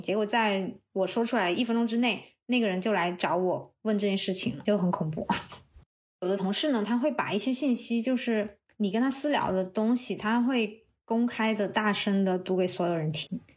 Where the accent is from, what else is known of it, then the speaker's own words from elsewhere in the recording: southern China, China; 我是南方人